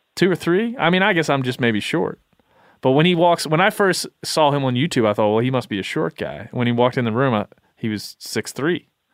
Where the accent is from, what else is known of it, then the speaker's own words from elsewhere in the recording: Maryland, United States; I grew up in Maryland